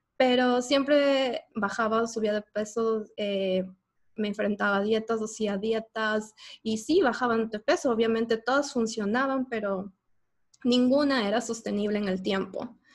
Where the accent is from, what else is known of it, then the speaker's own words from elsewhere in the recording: Ecuador; moved away as an adult; now in United States; yo soy ecuatoriana